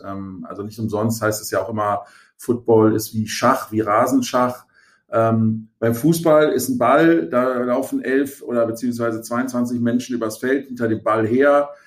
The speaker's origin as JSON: {"language": "German", "region": "Rhineland", "country": "Germany", "tie": "born or raised there", "also_born_or_lived": "Hamburg", "moved": "as an adult", "said": "ich bin ja gebürtiger Rheinländer"}